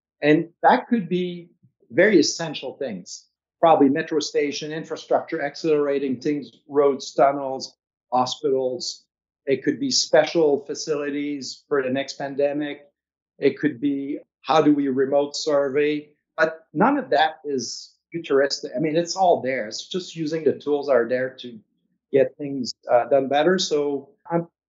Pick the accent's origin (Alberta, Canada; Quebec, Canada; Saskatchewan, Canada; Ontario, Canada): Quebec, Canada; moved away; I'm from Quebec, so it's quite far from here